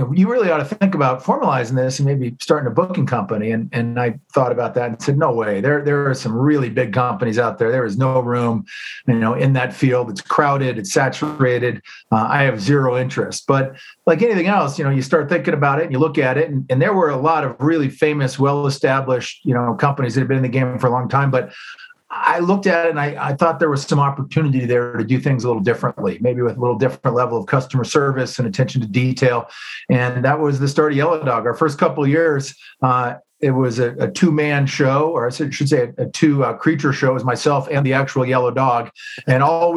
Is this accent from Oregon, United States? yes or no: yes; Central Oregon, United States; I grew up in Oregon, in Central Oregon